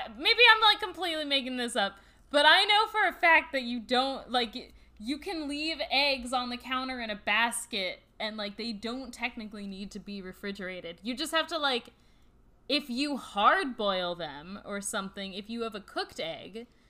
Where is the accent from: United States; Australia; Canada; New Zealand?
Australia; accent: Australian; I think we deserve 5 stars just for my Australian accent alone.